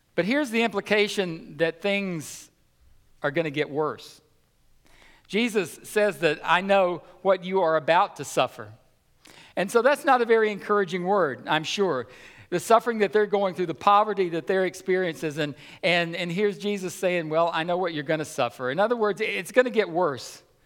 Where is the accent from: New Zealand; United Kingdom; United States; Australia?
United States; as American Christians